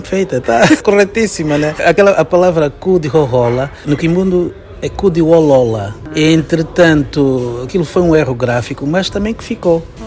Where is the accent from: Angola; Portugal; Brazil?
Angola; moved away; ter saído de Angola, eu tive que agarrar-me à minha cultura para, como uma coisa identitária, saber quem eu sou e de onde eu vim